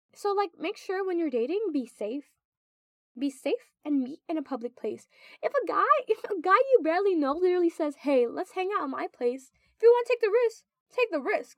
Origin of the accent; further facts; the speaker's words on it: Philippines; moved away as an adult; now in United States; I go to college in the U.S. and I'm actually from the Philippines